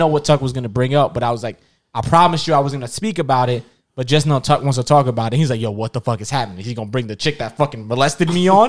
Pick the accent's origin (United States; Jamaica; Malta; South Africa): Jamaica; I can't speak to the cultural differences because I'm Jamaican and Trinidadian.